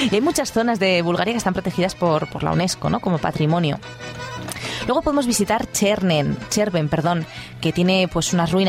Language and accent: Spanish; Huesca, Aragon, Spain; Pues mira que yo de donde vengo, de Huesca, ahí tenemos unas pistas de esquí